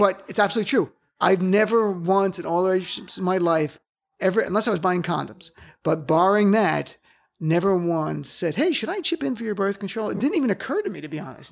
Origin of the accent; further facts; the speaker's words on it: New Jersey, United States; I'm from Jersey, and we're Jersey liberal